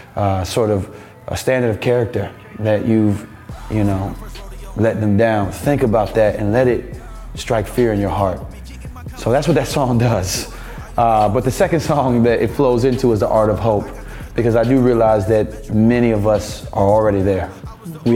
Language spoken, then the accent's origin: English; United States; as an American